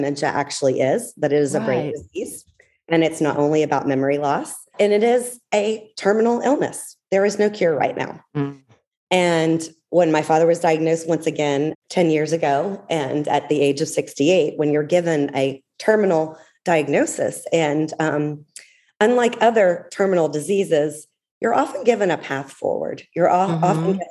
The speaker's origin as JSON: {"language": "English", "town": "Atlanta", "region": "Georgia", "country": "United States", "tie": "born or raised there", "moved": "yes", "said": "I am born and raised in Atlanta"}